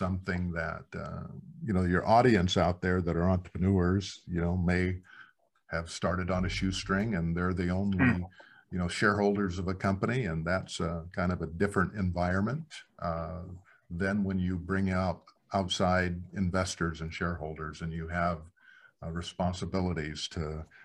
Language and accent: English; Black Hills, South Dakota, United States; I come from the Black Hills in South Dakota. So yeah. Very small community.